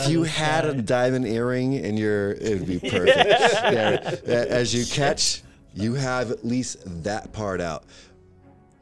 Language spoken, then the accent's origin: English; United States; I'm American